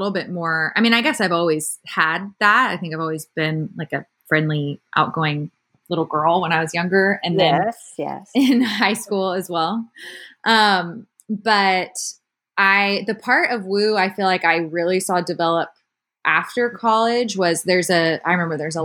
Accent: Austin, Texas, United States; I grew up in Austin

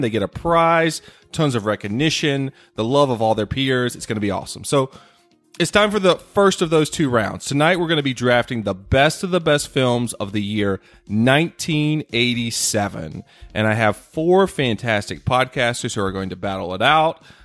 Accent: North Carolina, United States; my home state of North Carolina

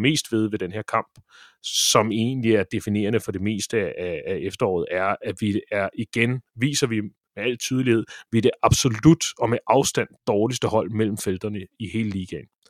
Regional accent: Ølstykke, Capital Region of Denmark, Denmark; jeg spillede som barn badminton i Ølstykke

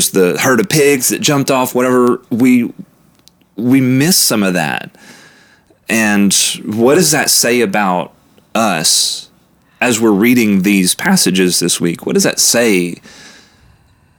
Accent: United States; we as Western American people

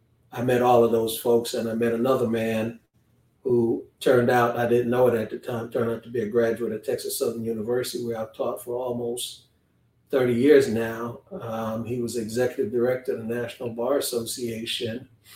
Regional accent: Kingston, Jamaica; born there; But I was born in Kingston. The first four of us were born. There's six kids in my family. I lost my brother a couple of years ago, but the first four of us were born in Jamaica.

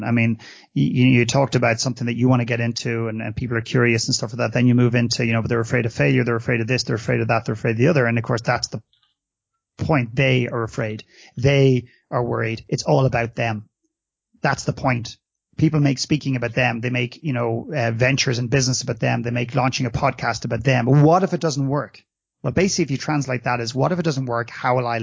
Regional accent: Ireland; moved away as an adult; now in Canada; when I was brought up in Ireland, and I walked the corridors of my classrooms

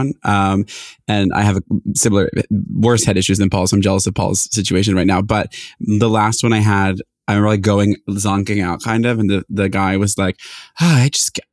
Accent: Philadelphia, Pennsylvania, United States; I am from Philadelphia

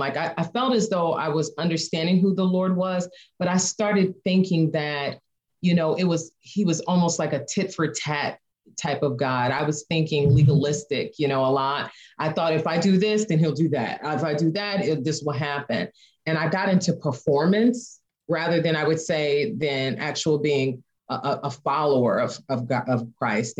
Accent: Chicago, Illinois, United States; moved away as an adult; now in Indiana, United States; we're from the Chicago area, but we left Chicago

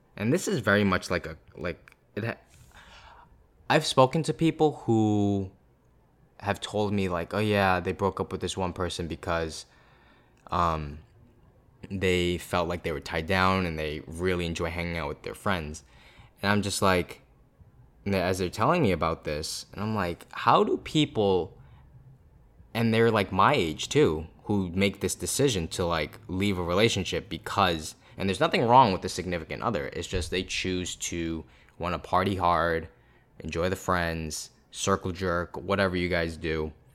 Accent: Boston, East Coast, United States; I'm from the East Coast

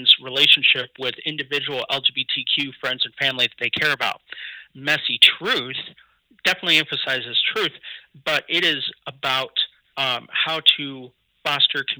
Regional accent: Kansas City, Missouri, United States; also born or lived in Columbia, Missouri; I'm originally from Kansas City, Missouri, and Columbia, but my parents divorced when I was two, and my dad stayed in Columbia, my mom moved to Kansas City

